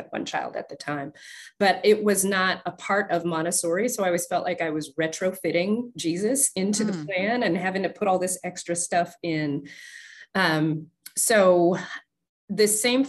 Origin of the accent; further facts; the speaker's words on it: Nebraska, United States; also born or lived in Ohio / Virginia / Sicily, Italy; now in Southern Maryland, United States; So I grew up in Nebraska and then went to Ohio for med school, back to Virginia for residency, met my husband in Virginia, came here to where we're actually living now, here in Southern Maryland.